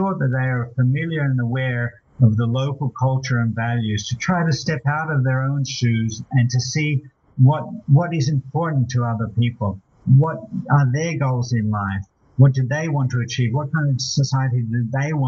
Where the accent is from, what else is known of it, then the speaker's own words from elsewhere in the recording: Australia; I'm Australian